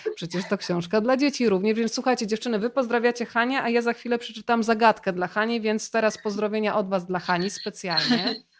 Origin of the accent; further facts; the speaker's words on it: Rzeszów, Subcarpathian Voivodeship, Poland; ja jestem z Rzeszowa